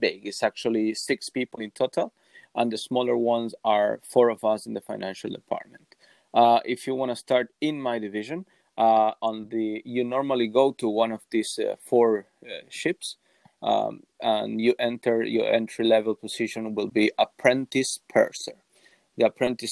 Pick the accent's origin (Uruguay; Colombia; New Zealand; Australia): Uruguay; I'm from Uruguay